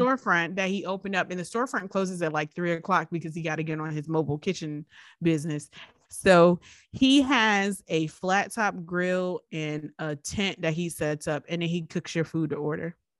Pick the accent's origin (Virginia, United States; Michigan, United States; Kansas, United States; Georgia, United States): Virginia, United States; Richmond; we grew up in Richmond